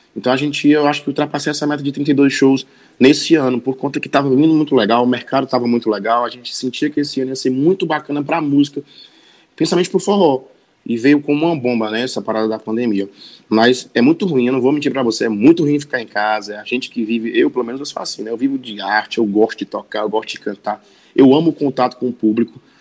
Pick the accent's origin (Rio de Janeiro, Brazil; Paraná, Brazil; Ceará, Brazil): Ceará, Brazil; Sobral; moved away as an adult; now in Fortaleza, Brazil; eu sou, eu sou sobralense, né? Eu moro em Fortaleza há mais ou menos oito anos, mas eu me cresci e me criei em, em Sobral